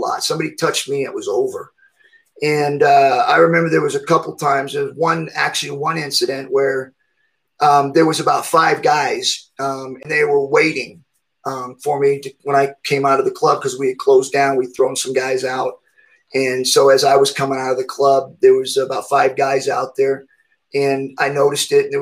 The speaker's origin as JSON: {"language": "English", "town": "Redding", "region": "California", "country": "United States", "moved": "as an adult", "lives_now": "Reno, United States", "said": "moving to Reno, Nevada, back closer to home where I was at from Redding"}